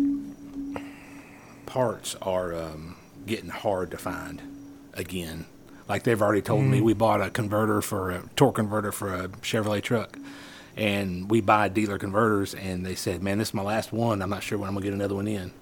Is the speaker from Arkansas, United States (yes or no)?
no; Murfreesboro, Tennessee, United States; also born or lived in Sulphur, Louisiana; I am from Murfreesboro